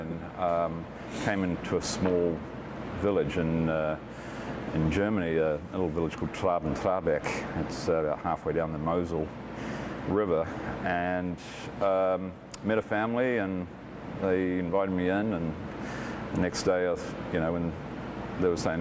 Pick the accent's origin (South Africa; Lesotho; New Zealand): New Zealand; Auckland; moved away as an adult; now in Eugene, United States; I grew up in West Auckland, and at the time it was the biggest wine region.